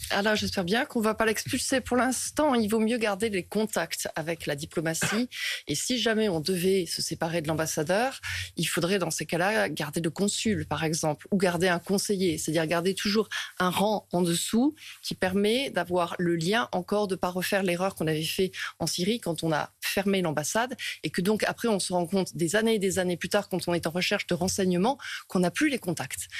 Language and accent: French; France; quand on est français, on vient d'un pays en paix.